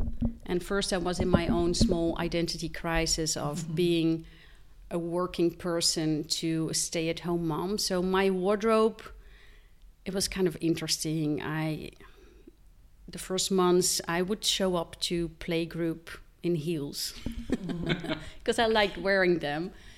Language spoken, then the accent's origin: English; Netherlands; now in Switzerland; No, I am Belgium. I have Belgian parents, okay, but I grew up in Holland.